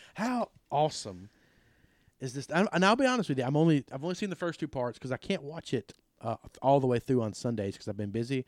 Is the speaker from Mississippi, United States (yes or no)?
yes; South Pontotoc County, Mississippi, United States; I'm from South Pontotoc.